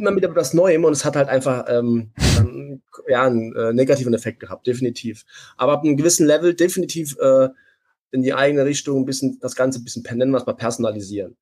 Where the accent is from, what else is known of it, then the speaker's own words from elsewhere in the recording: Saarland, Germany; accent: Saarländisch; ich bin Saarländer